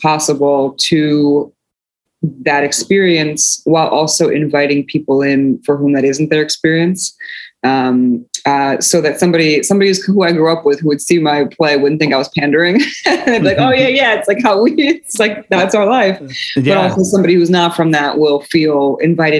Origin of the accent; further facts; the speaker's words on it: New Jersey, United States; also born or lived in Poland; when I came to America, I grew up in a largely multicultural immigrant neighborhood in working class neighborhood in North Jersey